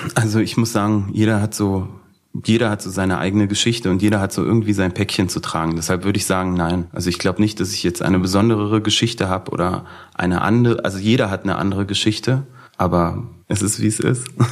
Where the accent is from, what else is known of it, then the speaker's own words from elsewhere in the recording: Berlin, Germany; ich komme aus Berlin-Schöneberg